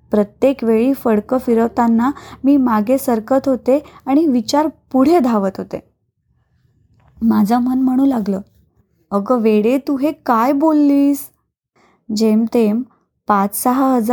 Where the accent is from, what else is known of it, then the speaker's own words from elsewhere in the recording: Naigaon, Maharashtra, India; माझं माहेर म्हणजे नायगाव उस्मानाबाद जिल्ह्यातील अगदी लहान गाव